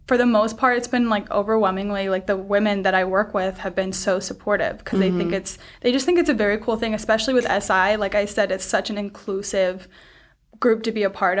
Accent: Georgia, United States; moved away as an adult; now in Virginia, United States; I grew up in Georgia.

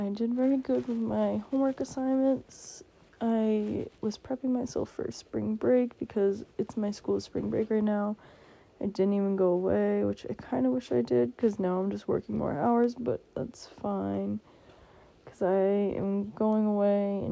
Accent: Massachusetts, United States; I'm from Massachusetts in the United States

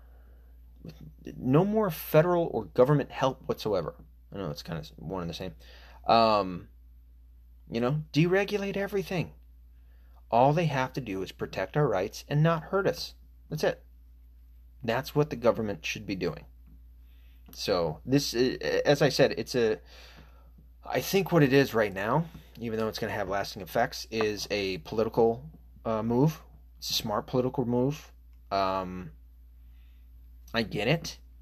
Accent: United States; I'm American

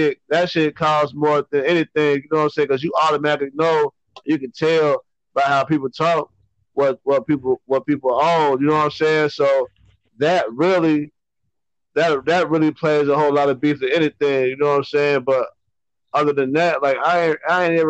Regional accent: Covington, Kentucky, United States; also born or lived in Cincinnati; I'm from Covington

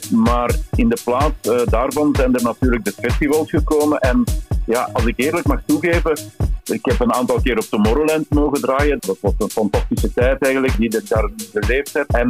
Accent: Belgium; ik ben een Belg.

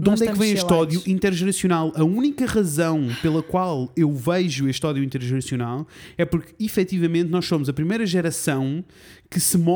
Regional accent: Portugal

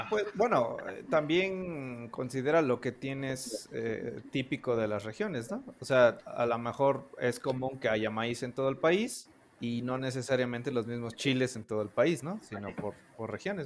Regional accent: Veracruz, Mexico; now in Mexico City, Mexico; yo soy originario de Veracruz, pero vivo en el Distrito Federal.

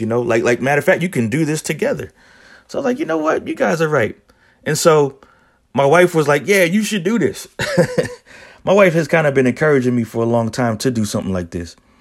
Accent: Philadelphia, Pennsylvania, United States; I'm originally from Philadelphia, born and raised in Philly

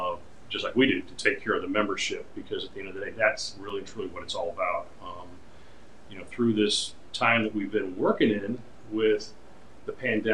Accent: Detroit, Michigan, United States; born there; also born or lived in Chicago; I was born in Detroit, Michigan, and I am a second generation paper person.

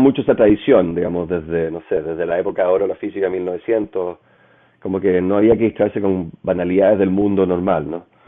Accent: Chile; moved away as an adult; also born or lived in Paris, France; yo me fui de Chile

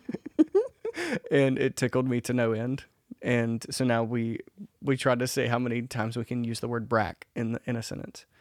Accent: Mississippi, United States; I'm from Mississippi.

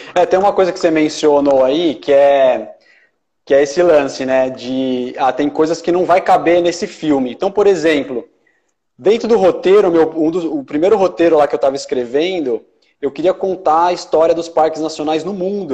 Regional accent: Ribeirão Pires, São Paulo, Brazil; um sítio em Ribeirão Pires, onde eu cresci

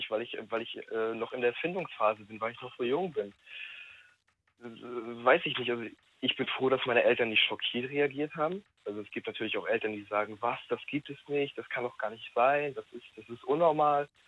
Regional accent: Rostock, Mecklenburg-Vorpommern, Germany; also ich wohne, also ich komme aus Rostock, wurde doch dort geboren, bin jetzt in der Nähe, also circa eine halbe Stunde von Rostock.

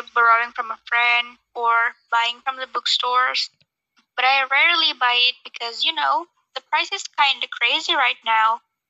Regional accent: Lampung, Indonesia; I'm from Lampung.

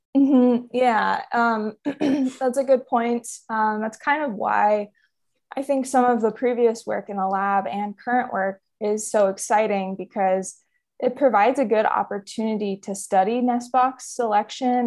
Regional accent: Central Valley, California, United States; moved away as an adult; also born or lived in Humboldt, California; now in Arcata, United States; where I grew up in the Central Valley, that's about eight hours south of where I live and go to school now.

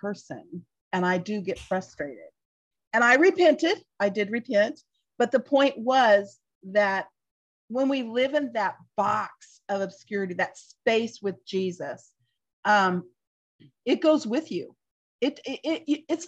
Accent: United States; I'm just speaking as an American Christian, part of us as American Christians

